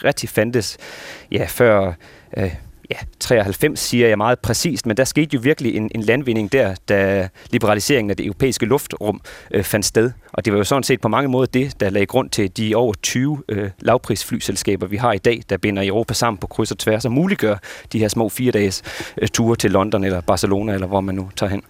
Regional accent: Esbjerg, Southern Denmark, Denmark; now in Copenhagen, Denmark; jeg jo migreret jyde, der bor i København, så øh, ja. en del af mine småture i løbet af året går jo tilbage til min familie fra, fra Esbjerg

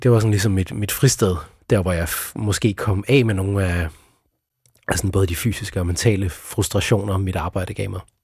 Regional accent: Sønderborg, Southern Denmark, Denmark; jeg opvoksede i Sønderborg

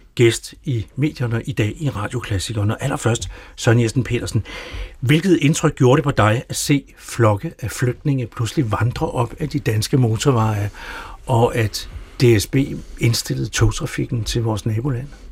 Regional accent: Denmark; som danskere

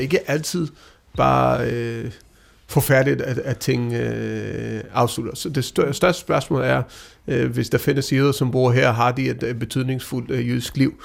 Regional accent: Denmark; Danmark, øh, vores land, vi anser os selv som danskere

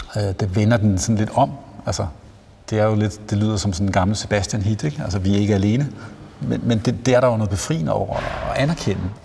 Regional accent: Jutland, Denmark; now in Copenhagen, Denmark; Jeg er selv jyde

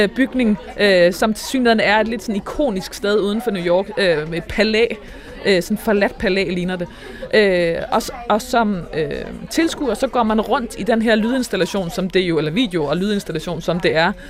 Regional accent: Northwest Jutland, North Denmark Region, Denmark; jeg kommer fra Nordvestjylland

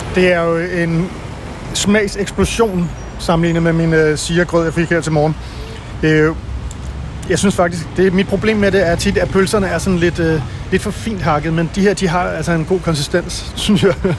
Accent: Denmark

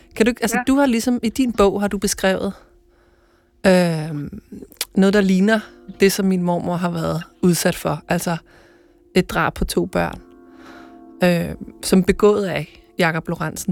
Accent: Ølstykke, Capital Region of Denmark, Denmark; moved away; tager jeg mod ølstykke til mit barndomshjem

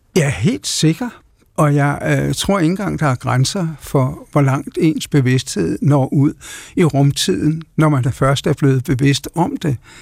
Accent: Denmark; ved at være dansk

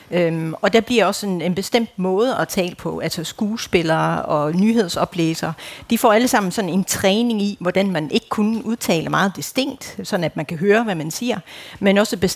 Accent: Harsle, Denmark; also born or lived in Sønderborg; jeg er født i Sønderborg, men så er jeg opvokset i Harsle.

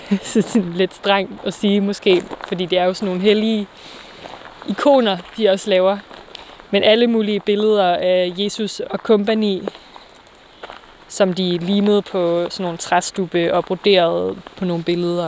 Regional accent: Vang, North Denmark Region, Denmark; now in Aarhus, Denmark; jeg er vokset op her i Thy, i en lille by, der hedder Vang

